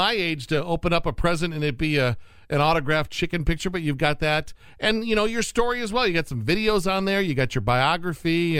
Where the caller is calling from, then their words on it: South Bend, Indiana, United States; we're calling you from South Bend, Indiana